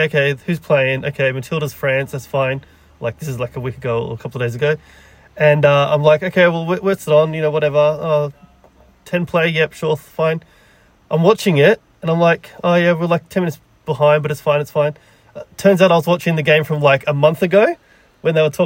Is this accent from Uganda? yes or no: no; Canberra, Australian Capital Territory, Australia; I'm from Canberra